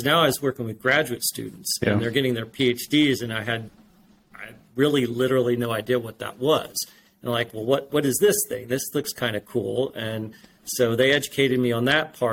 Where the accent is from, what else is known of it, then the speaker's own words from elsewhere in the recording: Indiana, United States; I grew up in Indiana, kind of in the middle of Indiana, about 30, 45 miles northeast of Indianapolis. It's a small farming community